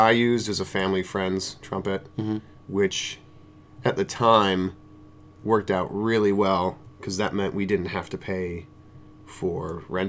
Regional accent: Silver Creek, New York, United States; now in Philadelphia, United States; I'm originally from a village of Silver Creek in New York State, which is about 40 miles south of Buffalo.

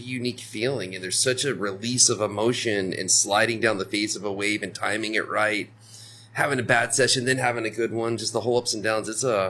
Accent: Florida, United States; now in Nosara, Costa Rica; I'm from Florida and then I moved here

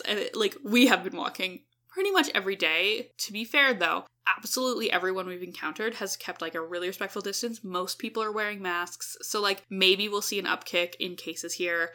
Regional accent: Edmonton, Alberta, Canada; we're from Edmonton

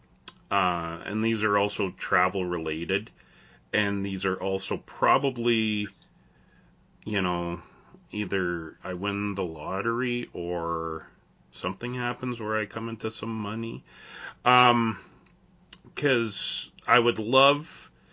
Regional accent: Canada

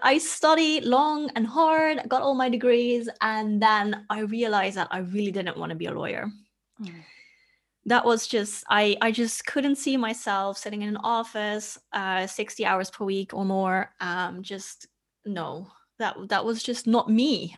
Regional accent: Netherlands; moved away as an adult; also born or lived in Australia; I left my home country, which is the Netherlands

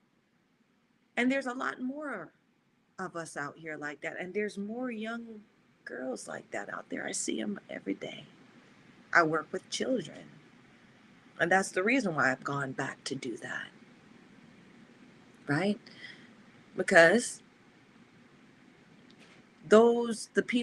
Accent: the South, United States; I'm a Southern gal, too. I grew up in the South

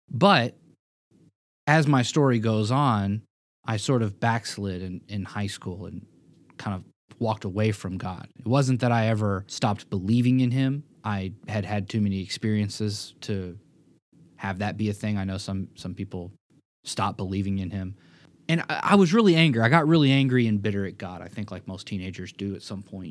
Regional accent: Memphis, Tennessee, United States; also born or lived in Springfield, Missouri; moving back home to my hometown of Memphis, Tennessee

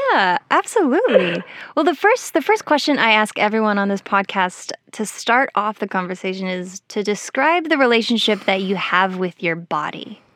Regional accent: Colorado, United States; I grew up in Colorado where similar things happen.

